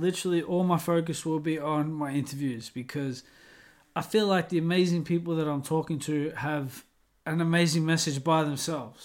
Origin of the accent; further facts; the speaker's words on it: Australia; moved away as an adult; now in Scarborough, United Kingdom; You know, I'm from Australia.